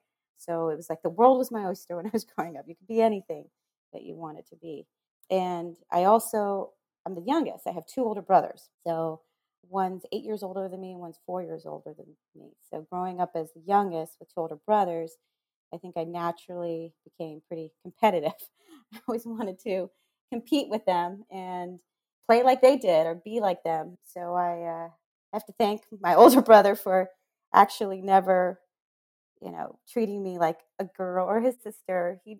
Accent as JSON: {"language": "English", "town": "Monterey", "region": "California", "country": "United States", "tie": "born or raised there", "also_born_or_lived": "El Paso, Texas / Germany", "said": "I was born in Texas, in El Paso, moved to Germany, and then ended up being in Fort Ord in Monterey, California for luckily 7 years, actually."}